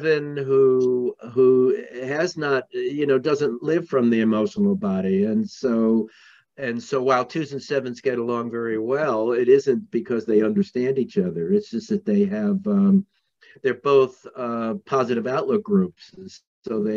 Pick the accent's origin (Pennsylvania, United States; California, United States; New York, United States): New York, United States; I grew up in New York, in Manhattan, where there was the highest percentage of psychiatrists anywhere